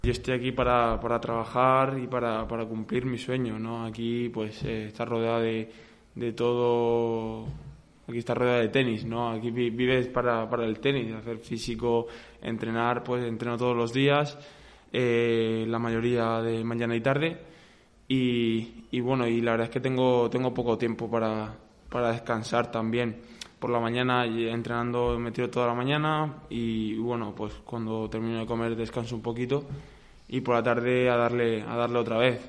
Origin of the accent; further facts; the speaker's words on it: Murcia, Region of Murcia, Spain; now in Villena, Spain; Soy murciano, soy murciano. Murcia, Murcia por delante siempre